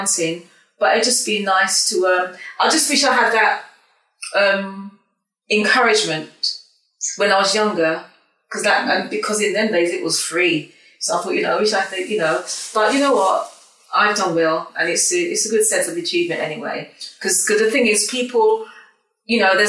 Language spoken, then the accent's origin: English; Croydon, London, United Kingdom; also born or lived in Leeds; I was raised in Croydon, actually.